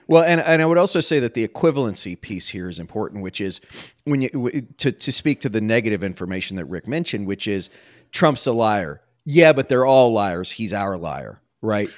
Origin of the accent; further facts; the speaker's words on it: Washington, District of Columbia, United States; when I was a kid growing up on Capitol Hill, right, my dad worked at, on the Hill